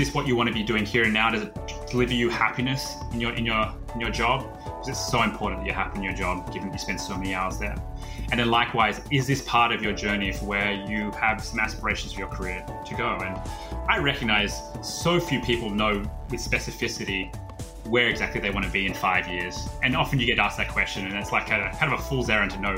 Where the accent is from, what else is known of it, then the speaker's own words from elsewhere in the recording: Australia; moved away as an adult; now in United States; I'm originally from Australia and moved out to the States about 12 or so years ago